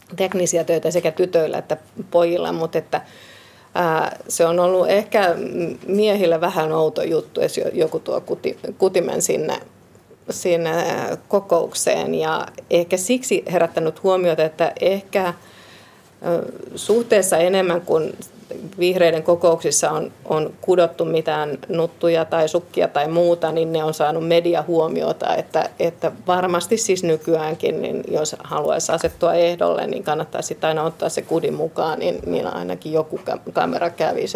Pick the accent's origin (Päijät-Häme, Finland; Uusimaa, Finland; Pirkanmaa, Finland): Uusimaa, Finland; Vantaa; also born or lived in Helsinki; Perheeni, siis veljeni, vanhempani ja minä muutimme Helsingin maalaiskuntaan silloin, kun olin aika pieni